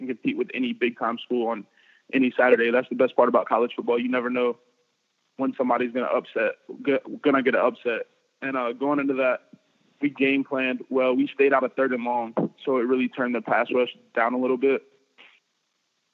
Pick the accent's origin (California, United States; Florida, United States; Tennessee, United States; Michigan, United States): Florida, United States; I'm just growing up in Florida